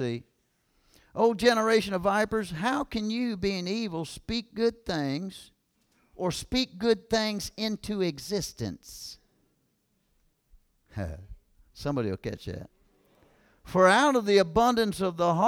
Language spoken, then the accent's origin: English; Kentucky, United States; I'm from Kentucky, man. I'm talking about small town. I'm talking about country boys and country school and all that stuff